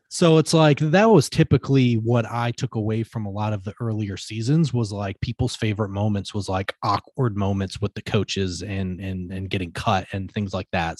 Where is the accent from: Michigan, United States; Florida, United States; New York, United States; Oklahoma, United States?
Michigan, United States; I'm from Michigan.